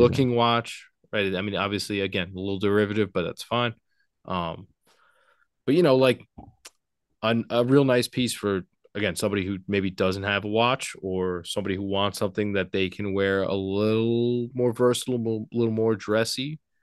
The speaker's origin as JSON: {"language": "English", "town": "Port Washington", "region": "New York", "country": "United States", "tie": "born or raised there", "said": "I grew up in a little town called Port Washington, New York"}